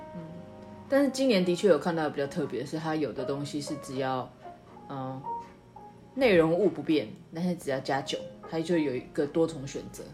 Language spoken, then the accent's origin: Chinese; Taiwan; 我是台湾人